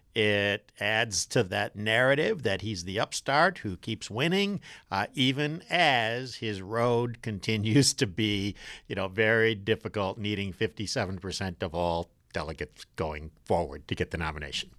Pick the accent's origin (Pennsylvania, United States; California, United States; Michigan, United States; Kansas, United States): Michigan, United States; I'm from Michigan.